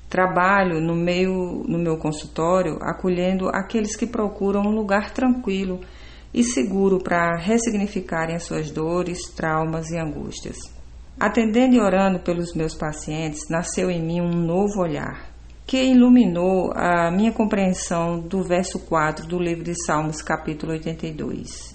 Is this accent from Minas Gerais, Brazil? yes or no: no; Paraíba, Brazil; now in Araguaína, Brazil; sou paraibana e atualmente resido com toda a minha família em Araguaína, no Tocantins.